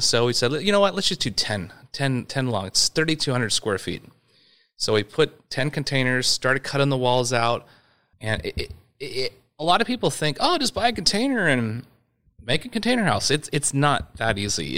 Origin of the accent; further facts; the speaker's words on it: Yorba Linda, California, United States; also born or lived in Whittier, California / San Clemente, California; we actually lived inland in uh, Yorba Linda when I was uh, three years old until I was born in Whittier, California, and uh, lived in Yorba Linda from three to 15